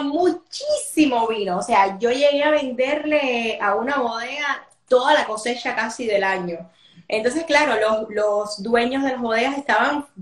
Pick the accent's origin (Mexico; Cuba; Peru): Cuba; moved away as an adult; now in Spain; soy ahora actriz cubana